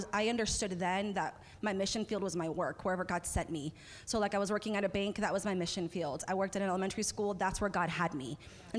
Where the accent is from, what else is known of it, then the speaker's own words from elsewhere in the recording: Anchorage, Alaska, United States; moved away as an adult; also born or lived in North Carolina; I was raised in Anchorage, Alaska, formative years. And it was just a really difficult, beautiful part of my story. And from Alaska, I moved down to North Carolina.